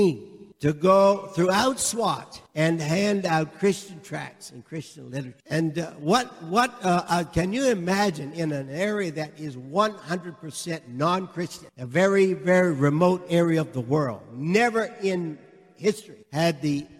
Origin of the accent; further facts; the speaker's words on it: Canada; I am from Canada. I showed him my Canadian passport